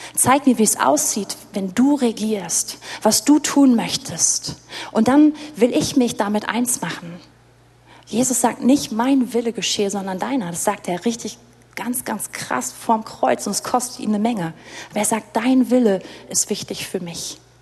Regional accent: Berlin, Germany; als Deutsche und als Berliner

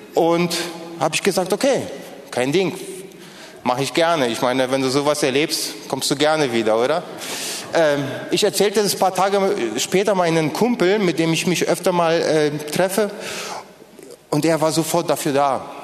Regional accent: Poland; first language Polish; German is a second language; now in Berlin, Germany; das waren übrigens meine Landsleute, ich komme ursprünglich aus Polen

